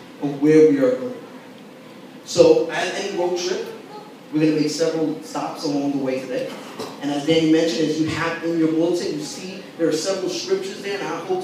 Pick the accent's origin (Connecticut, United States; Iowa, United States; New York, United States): New York, United States; New York City; I grew up in Brooklyn, never lived anywhere else outside the city